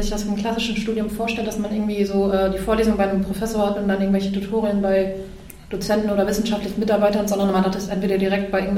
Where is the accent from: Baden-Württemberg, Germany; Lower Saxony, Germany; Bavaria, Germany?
Lower Saxony, Germany; ich komme ja auch aus dem Emsland und kannte den Campus Lingen ganz gut